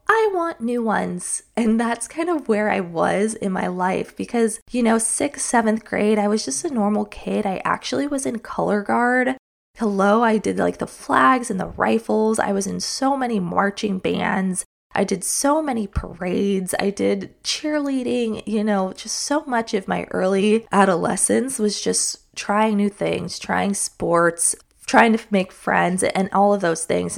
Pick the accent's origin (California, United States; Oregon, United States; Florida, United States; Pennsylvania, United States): California, United States; Palm Desert; moved away; also born or lived in Utah; I actually lived in Palm Desert, California. That's where I spent the majority of my childhood.